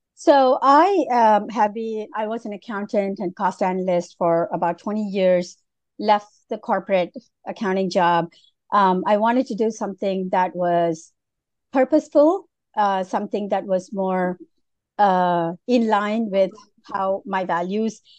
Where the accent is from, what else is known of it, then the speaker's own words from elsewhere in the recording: Malaysia; moved away; I was born and raised in Malaysia